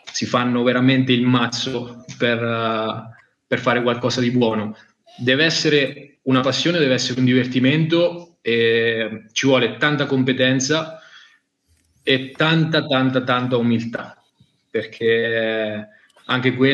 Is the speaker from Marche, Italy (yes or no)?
yes; Caldarola, Marche, Italy; vengo dalle Marche, da Caldarola, provincia di Macerata, eh, sono classe 94